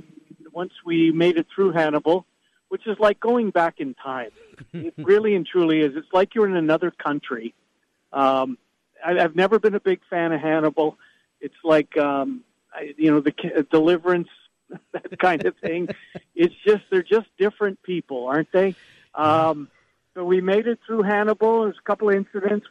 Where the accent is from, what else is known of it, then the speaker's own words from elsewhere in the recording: Canada; I'm Canadian